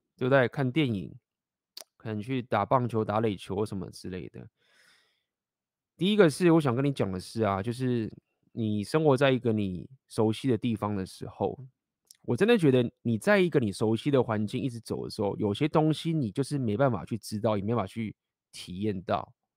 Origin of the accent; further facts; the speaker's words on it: Taiwan; moved away; 我也是在台湾待很久，就是从小就在台湾长大